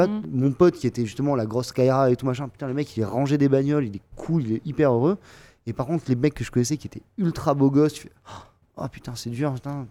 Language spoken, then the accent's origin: French; Montpellier, Occitania, France; je viens de Montpellier, et tous les copains que j'ai à Montpellier, je les connais depuis hyper longtemps